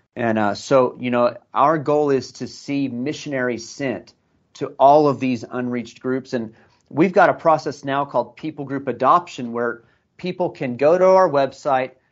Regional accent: United States; moved away as an adult; also born or lived in Iraq; I came here from America

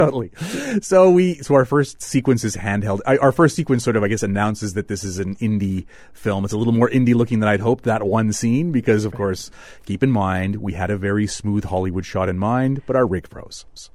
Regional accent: Manitoba, Canada

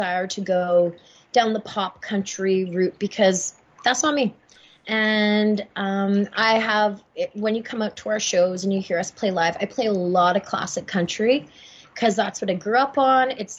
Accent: Winnipeg, Manitoba, Canada; also born or lived in Stony Point; I'm a singer-songwriter from Winnipeg, Manitoba. I'm from Stony Point.

